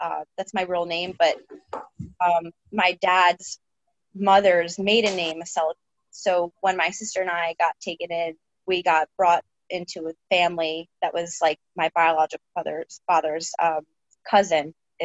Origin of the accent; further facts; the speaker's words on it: New Jersey, United States; also born or lived in Richmond, Virginia; now in Sarasota, United States; I grew up in South Jersey and it was nothing but rednecks and big trucks